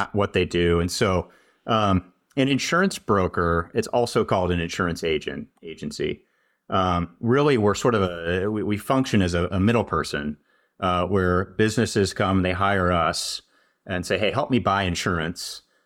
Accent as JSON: {"language": "English", "town": "St. Louis", "region": "Missouri", "country": "United States", "tie": "born or raised there", "also_born_or_lived": "Maine / San Francisco Bay Area, California / Madison, Wisconsin", "moved": "as an adult", "said": "I grew up in Saint Louis, Missouri"}